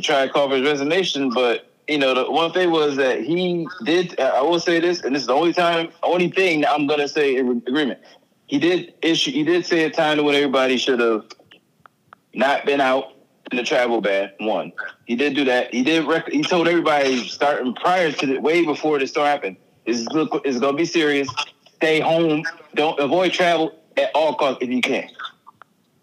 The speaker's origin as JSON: {"language": "English", "town": "Buffalo", "region": "New York", "country": "United States", "tie": "born or raised there", "said": "my hometown, Buffalo, New York"}